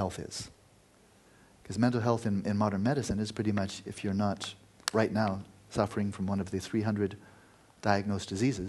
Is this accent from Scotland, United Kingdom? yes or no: yes; Scotland, United Kingdom; also born or lived in United States; And yeah, I was raised in Scotland and America, and I come from a happy family and so forth